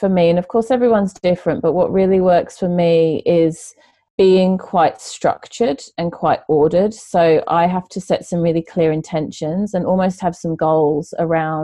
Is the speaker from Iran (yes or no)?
no; England, United Kingdom; moved away; I'm originally from England